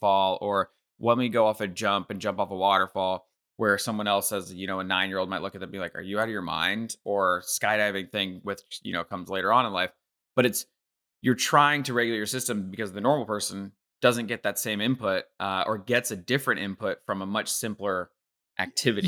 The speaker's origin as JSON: {"language": "English", "area": "Bay Area", "region": "California", "country": "United States", "tie": "born or raised there", "said": "I grew up in the Bay Area"}